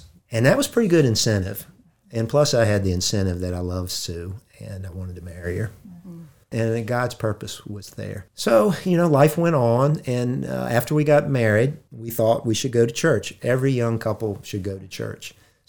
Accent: Harrisonburg, Virginia, United States; born there; I was born in Harrisonburg

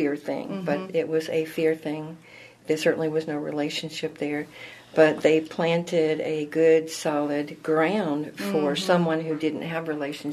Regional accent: Salem, Virginia, United States; also born or lived in Portsmouth, Virginia / Roanoke, Virginia; So I grew up in the Salem Baptist Children's Home in Salem, Virginia, and some outsourced family in Roanoke, Virginia

